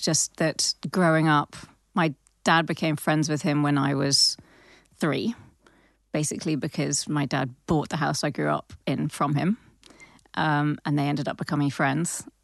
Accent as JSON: {"language": "English", "region": "London", "country": "United Kingdom", "tie": "born or raised there", "said": "I grew up in Southwest London"}